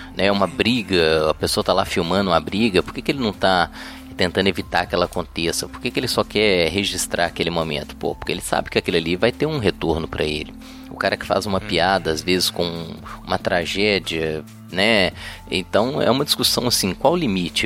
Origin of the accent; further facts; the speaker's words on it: Belo Horizonte, Minas Gerais, Brazil; eu sou de Belo Horizonte